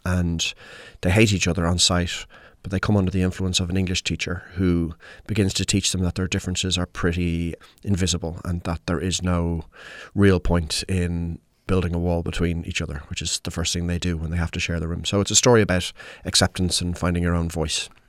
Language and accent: English; Ireland; I'm Irish